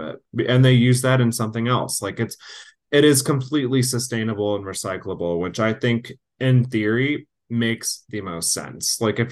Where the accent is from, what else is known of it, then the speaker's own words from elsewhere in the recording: Texas, United States; growing up in Texas